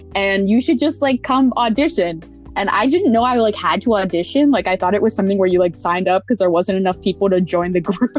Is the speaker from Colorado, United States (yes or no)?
no; Pittsburgh, Pennsylvania, United States; moved away as an adult; I'm from Pittsburgh, Pennsylvania